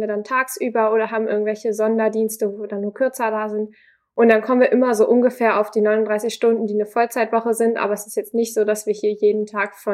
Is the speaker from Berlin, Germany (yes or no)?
no; Glinde, Schleswig-Holstein, Germany